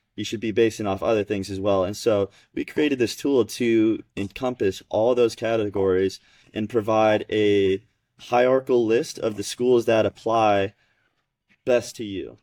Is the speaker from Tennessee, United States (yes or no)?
no; Georgia, United States; I grew up in Georgia playing junior tennis along with Elijah